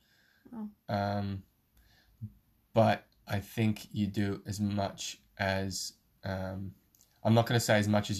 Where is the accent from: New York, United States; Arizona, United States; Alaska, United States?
Alaska, United States; moved away; I grew up in Alaska for about 7 years and I sort of spent my formative years there during high school.